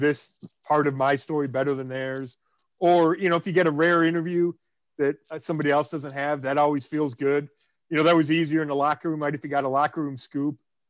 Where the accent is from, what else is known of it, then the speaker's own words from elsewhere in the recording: Cleveland, Ohio, United States; where are you from? Cleveland